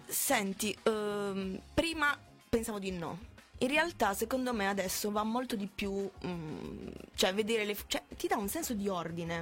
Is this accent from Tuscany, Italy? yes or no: no; Bari, Apulia, Italy; also born or lived in Modugno; sono di Bari, mm. si, si, sente dall'accento?